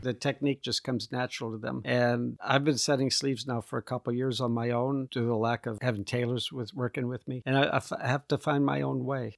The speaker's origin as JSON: {"language": "English", "region": "Midwest", "country": "United States", "also_born_or_lived": "Indiana / Chicago", "moved": "as an adult", "lives_now": "Texas, United States", "said": "I'm from the Midwest."}